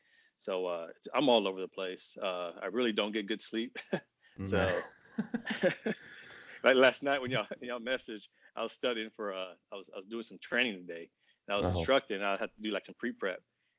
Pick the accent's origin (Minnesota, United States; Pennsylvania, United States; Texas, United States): Texas, United States; also born or lived in Japan; now in Virginia, United States; I'm originally from Texas.